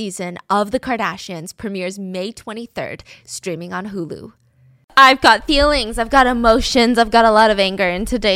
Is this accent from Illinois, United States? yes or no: no; Georgia, United States; I was born and raised in Georgia.